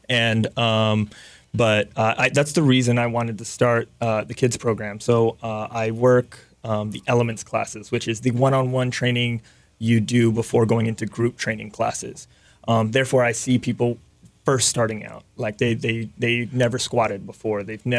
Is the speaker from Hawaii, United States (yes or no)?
yes; Mililani, Hawaii, United States; I am from Hawaii.